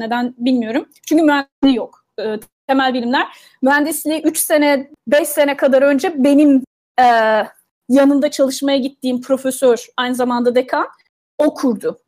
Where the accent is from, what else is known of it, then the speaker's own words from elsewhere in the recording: Turkey; now in United States; Türk'üm ben